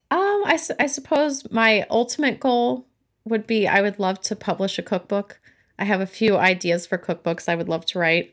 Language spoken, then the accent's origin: English; California, United States; now in Massachusetts, United States; I'm originally from California, but I currently live in New England, in Massachusetts.